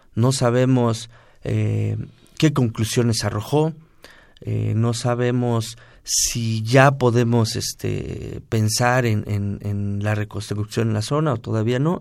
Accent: Mexico City, Mexico; la colonia del Márquez, de donde yo vengo

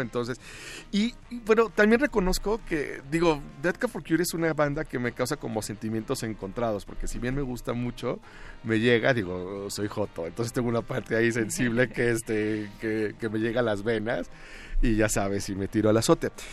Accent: Torreón, Coahuila, Mexico; moved away; Yo podría considerarme de los de los pioneros en, emigrar, pero bueno, yo salí una porque porque Torreón era muy aburrido

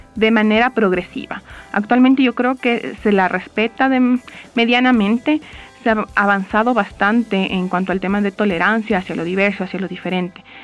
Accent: Buenos Aires Province, Argentina; soy del partido de Seiza en Buenos Aires

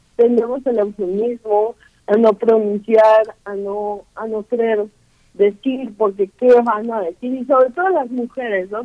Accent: Guerrero, Mexico; yo soy de Guerrero

